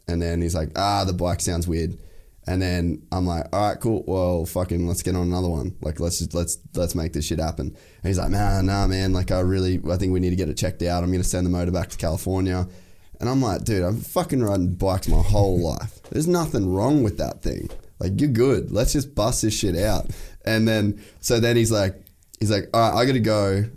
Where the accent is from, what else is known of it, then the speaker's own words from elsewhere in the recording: Cairns, Queensland, Australia; also born or lived in United States; I grew up in Cairns